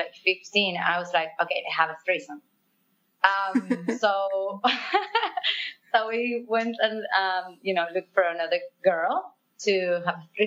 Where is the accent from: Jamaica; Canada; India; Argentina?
Argentina; English is a second language; moved away as an adult; now in Barcelona, Spain; I'm from South America and I was raised in Argentina. I live in Barcelona for 8 years now.